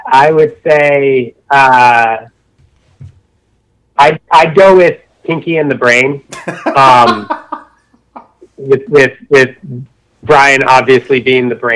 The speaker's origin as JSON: {"language": "English", "region": "Connecticut", "country": "United States", "tie": "born or raised there", "said": "I grew up in Connecticut"}